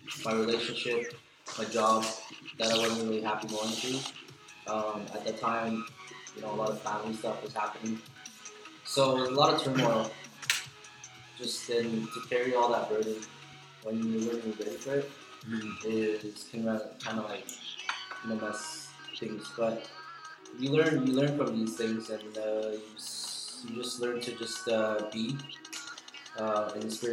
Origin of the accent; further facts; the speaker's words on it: Winnipeg, Manitoba, Canada; we come from Winnipeg, of all places